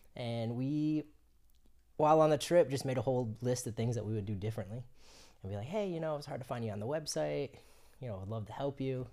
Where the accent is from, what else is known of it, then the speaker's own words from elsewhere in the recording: Florida, United States; moved away as an adult; also born or lived in Colorado; I'm originally from Florida